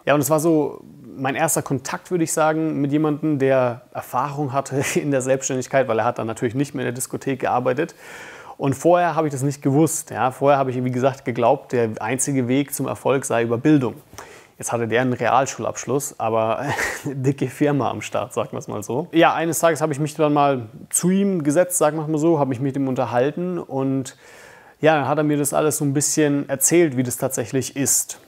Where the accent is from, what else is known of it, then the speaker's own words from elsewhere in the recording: Bamberg, Bavaria, Germany; Ich komme aus Bamberg.